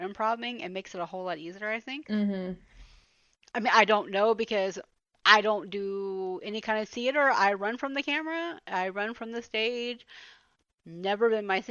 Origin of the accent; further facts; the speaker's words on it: the South, United States; I'm from the South